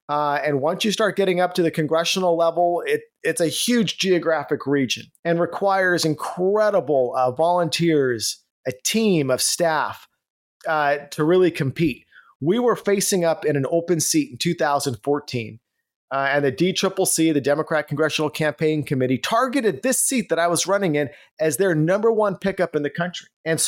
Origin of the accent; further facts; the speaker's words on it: California, United States; moved away as an adult; now in Texas, United States; I am from California, now in Texas. So in California, I was born and raised, served in law enforcement out there, raised my family, and it was at once the state of Reagan.